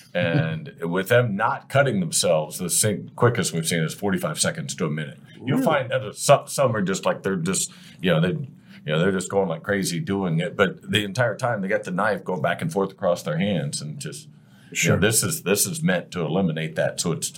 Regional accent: Ohio, United States; Yeah, we grew up in Ohio together.

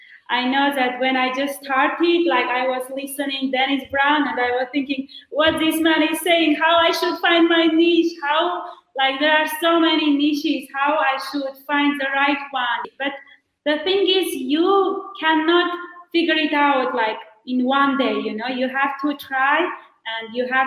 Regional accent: Armenia; also born or lived in United States; I am joining you from Armenia. So I came here to open my agency

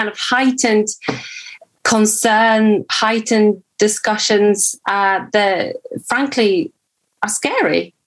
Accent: Poland; moved away; I grew up in Poland

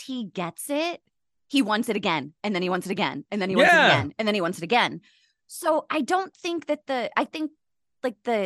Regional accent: Pittsburgh, Pennsylvania, United States; I'm from Pittsburgh

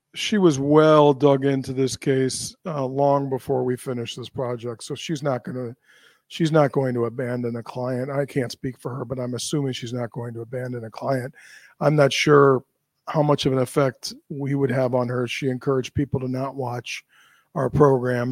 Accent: United States; as an American

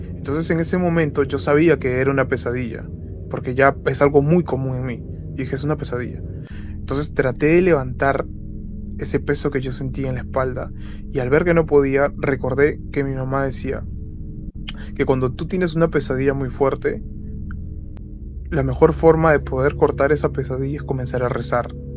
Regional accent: Lima, Peru; soy de Lima, Perú.

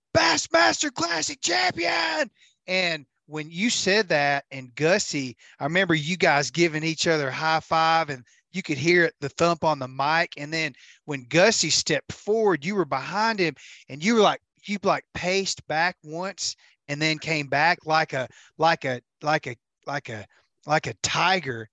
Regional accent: United States; I'm American

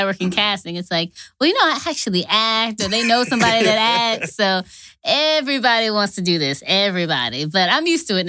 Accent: New York / New Jersey, United States; moved away as an adult; now in Atlanta, United States; I grew up in the New York, New Jersey area. I don't know which one to claim because I grew up literally equally in both states.

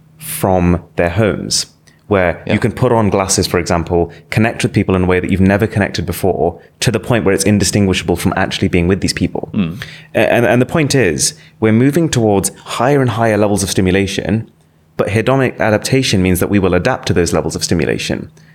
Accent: Nottingham, East Midlands, United Kingdom; I was born in Nottingham. Yeah. I've grown up in Nottingham. It's like my hometown.

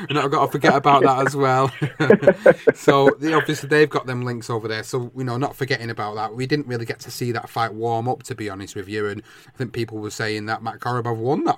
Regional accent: United Kingdom; as British fans

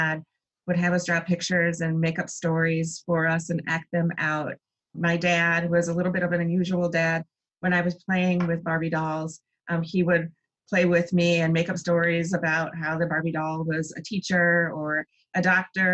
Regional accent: Grand Rapids, Michigan, United States; also born or lived in Chicago, Illinois / Indianapolis, Indiana; I was born in Chicago, Illinois, and my parents very quickly moved to Grand Rapids, Michigan

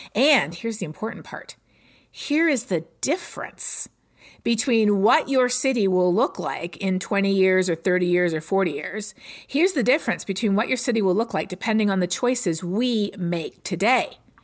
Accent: Canada; moved away as an adult; now in Texas, United States; growing up in Canada

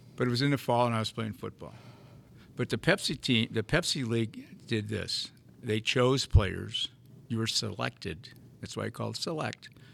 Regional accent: St. Louis, Missouri, United States; I grew up in North St. Louis in Normandy, played through grade school.

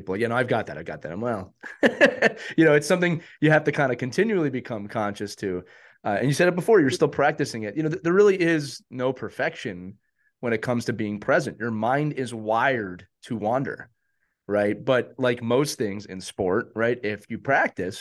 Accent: Philadelphia, Pennsylvania, United States; I grew up in Philadelphia. I grew up a Flyers fan.

